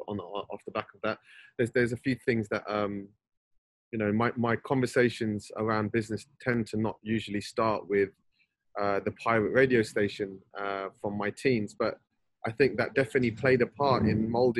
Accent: London, United Kingdom; I was born and raised in Northwest London, and you know, spent all of my days growing up there

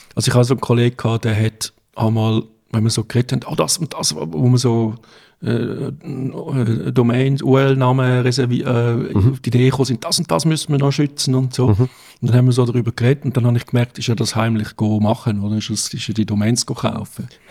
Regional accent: Davos, Graubünden, Switzerland; Ich bin halt in den Bergen aufgewachsen, in Davos

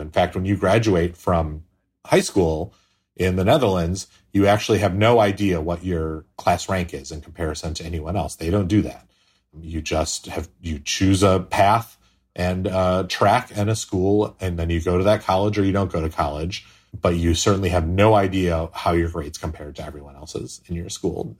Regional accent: United States; to me, an American

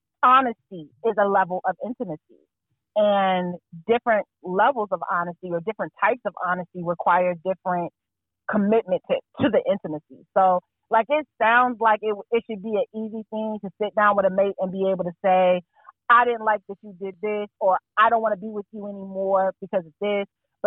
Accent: Fayetteville, North Carolina, United States; now in Durham, United States; I'm from Fayetteville

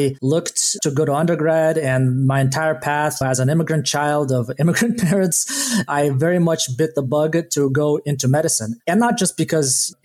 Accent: Kazakhstan; now in United States; I was born in Kazakhstan and frankly didn't even know that the rest of the world existed until 1998 when my family left Kazakhstan. I grew up in Kazakhstan in one of the biggest cities there.

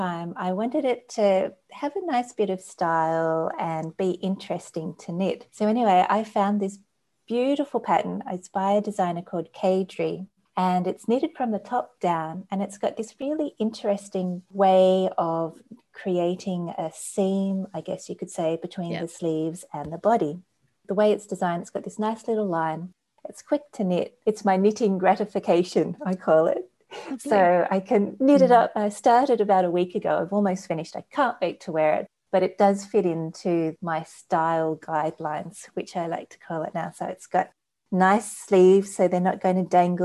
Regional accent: Australia; being an Australian and a summer person

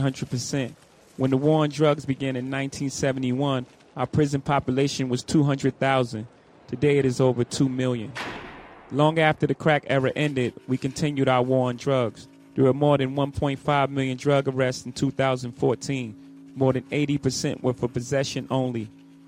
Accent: New York, United States; My home state of New York

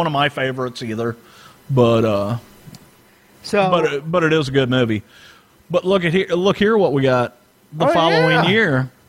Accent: St. Louis, Missouri, United States; I grew up in St. Louis.

